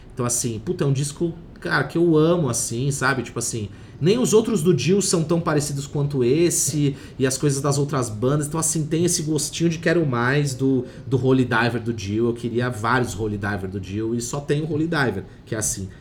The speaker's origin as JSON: {"language": "Portuguese", "town": "Santos", "region": "São Paulo", "country": "Brazil", "said": "eu sou de Santos"}